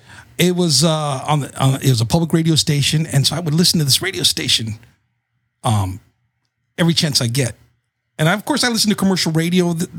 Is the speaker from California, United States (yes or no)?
yes; Salinas, California, United States; also born or lived in Fort Ord, California; I'm originally from the Central Coast, Central California, Salinas, California. All right. The lettuce capital of the world. That's where I grew up in. I like to tell people I'm from the Tierra of the Salinas Valley.